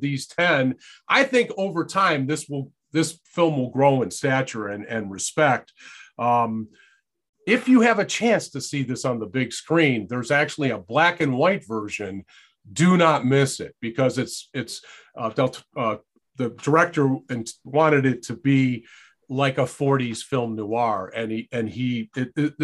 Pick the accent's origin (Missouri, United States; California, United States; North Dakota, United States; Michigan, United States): Michigan, United States; Detroit; my childhood growing up in Detroit